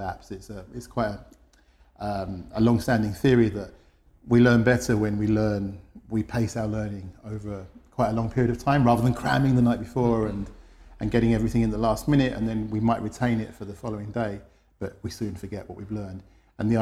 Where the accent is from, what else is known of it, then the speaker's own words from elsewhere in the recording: London, United Kingdom; moved away as an adult; now in Madrid, Spain; I'm from London originally. I'm based in Madrid. I've been there for about 10 years